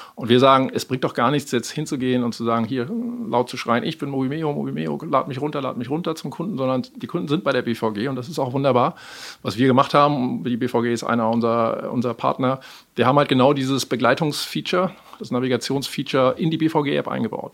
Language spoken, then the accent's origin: German; Germany; moved away as an adult; now in Amsterdam, Netherlands; ich bin in Deutschland geboren, groß geworden und habe lange Jahre hier gelebt